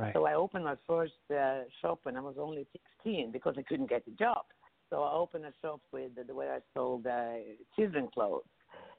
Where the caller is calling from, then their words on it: Boca Raton, Florida, United States; I'm calling from Boca Raton in Florida.